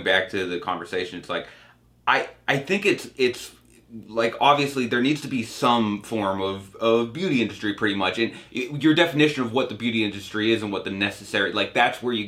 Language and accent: English; Cape Cod, Massachusetts, United States; my hometown in Cape Cod